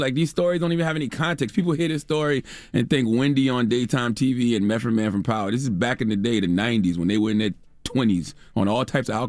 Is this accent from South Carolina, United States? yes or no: yes; Moncks Corner, South Carolina, United States; Listen, I'm from Monk's Corner, South Carolina all day. I eat deer meat.